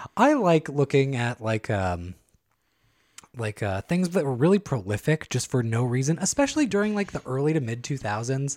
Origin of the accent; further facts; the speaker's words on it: San Joaquin County, California, United States; I grew up in San Joaquin County.